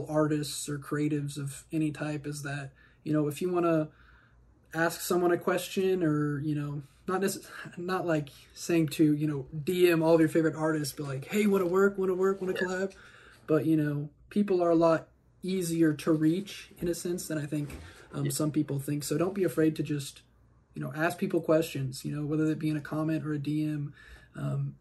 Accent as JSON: {"language": "English", "region": "Kansas", "country": "United States", "said": "I'm from Kansas, so there's not, you know, as huge of a, I guess, hip-hop scene here"}